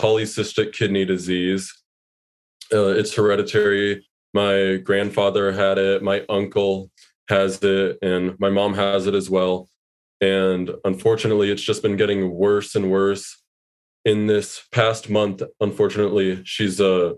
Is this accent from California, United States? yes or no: yes; San Diego, California, United States; moved away as an adult; now in Los Angeles, United States; I was born in San Diego. Both my parents lived there at the time